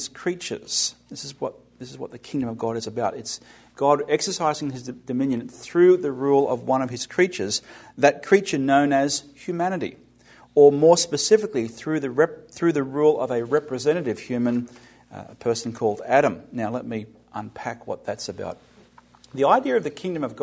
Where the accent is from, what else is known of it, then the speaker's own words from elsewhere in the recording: Australia; now in United States; The word that I used growing up in Australia in the British Commonwealth is the word vice-regent.